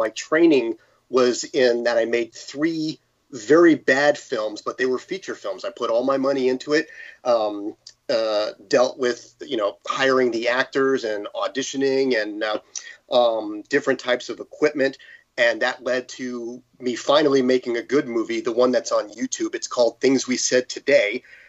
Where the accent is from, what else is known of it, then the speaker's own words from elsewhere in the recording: San Jose, California, United States; also born or lived in New York; Well, I'm from New York, although I was raised in San Jose, California. In fact, until recently, the last 50 years, I'm 51, the last 50 years, my residence was in the city of San Jose the entire time.